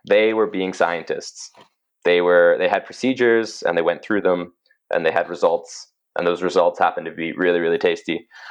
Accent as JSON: {"language": "English", "town": "Cochrane", "region": "Alberta", "country": "Canada", "tie": "born or raised there", "also_born_or_lived": "England", "said": "when we moved from England to Cochrane when I was seven."}